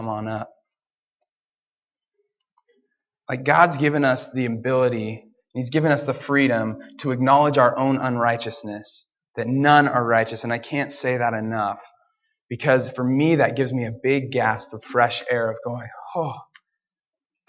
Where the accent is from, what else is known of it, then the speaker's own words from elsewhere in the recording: Portland, United States; I'm from Portland